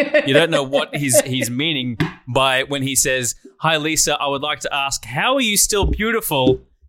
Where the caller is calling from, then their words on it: Nigeria; I'm from Africa, Nigeria.